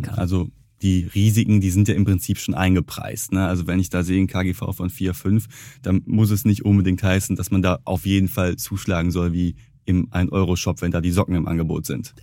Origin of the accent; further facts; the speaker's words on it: Ruhr area, North Rhine-Westphalia, Germany; ich komme aus dem Ruhrgebiet